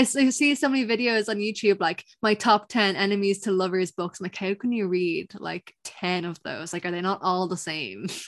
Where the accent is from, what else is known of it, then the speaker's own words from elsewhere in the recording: Ireland; I'm Irish